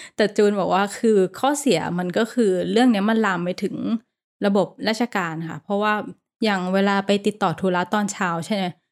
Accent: Thailand; now in Bangkok, Thailand; เราก็เป็นคนต่างจังหวัด

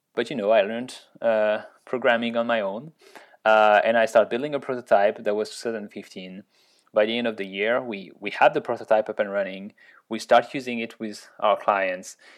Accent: Orléans, Centre-Val de Loire, France; accent: French; English is a second language; moved away as an adult; also born or lived in Grenoble, France / Ottawa, Canada; I was born in Orleans

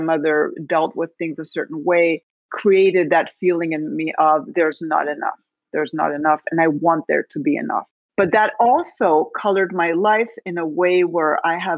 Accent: Spain; moved away as an adult; also born or lived in Naples, Florida; now in United States; I was born in Spain, but then my family moved to the States. My dad's from Spain, my mother's American. And I found myself back in Spain at the age of 5 when my parents divorced. And I was basically raised by my abuelita, my grandmother.

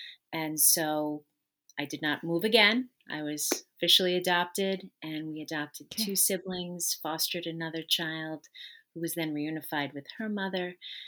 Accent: New York, United States; So I am originally from New York, and I lived with my birth family for the first 15 months of my life.

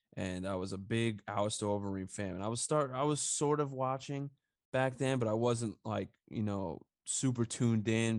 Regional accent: New York, United States; also born or lived in Harlem, New York; I grew up in New York. You know, I I lived in Long Island, and I lived out in Harlem, and now I'm back in Long Island

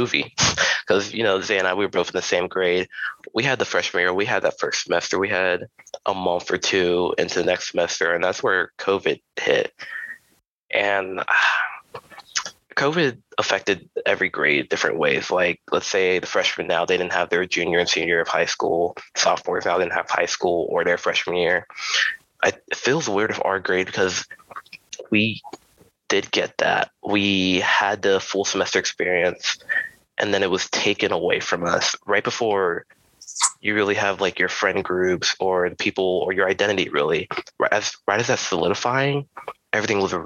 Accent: Charlotte, North Carolina, United States; also born or lived in Raleigh, North Carolina; I was born and raised in Charlotte, North Carolina

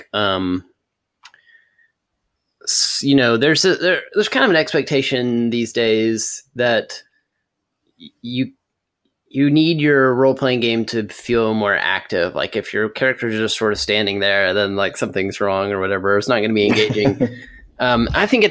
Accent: Texas Panhandle, United States; now in Nashville, United States; I live in Nashville, Tennessee, but I grew up in Texas

